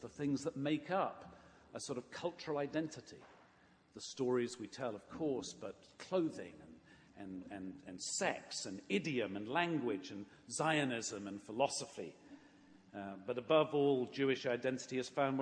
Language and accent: English; England, United Kingdom; I grew up in England